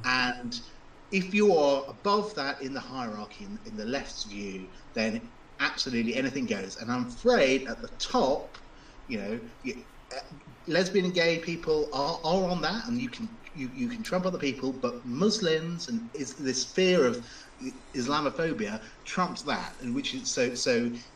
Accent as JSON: {"language": "English", "country": "United Kingdom", "said": "as a British person, as a lawyer, as a Brexiteer"}